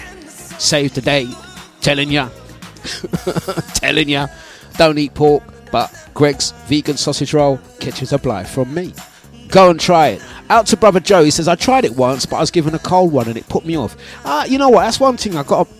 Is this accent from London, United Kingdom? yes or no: yes; Leyton, London, United Kingdom; I grew up in Leighton